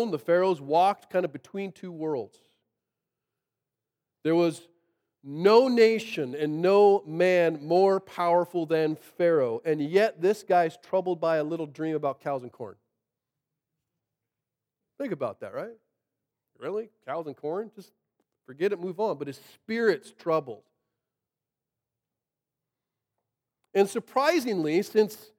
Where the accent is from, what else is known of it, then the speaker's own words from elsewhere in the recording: Monroe, Washington, United States; I grew up in Monroe